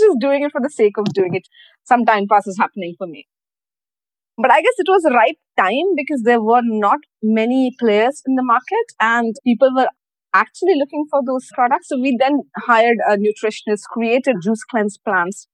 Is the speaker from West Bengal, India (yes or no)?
no; Mumbai, Maharashtra, India; moved away as an adult; now in Dubai, United Arab Emirates; I'm from Mumbai. So I was hired straight from Mumbai over here. So that's how I came to Dubai